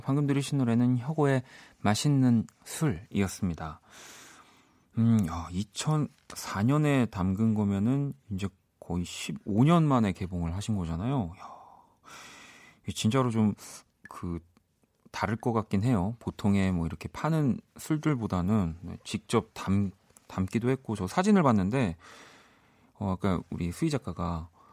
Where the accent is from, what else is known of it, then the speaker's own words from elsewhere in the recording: South Korea; 대한민국 사람으로서는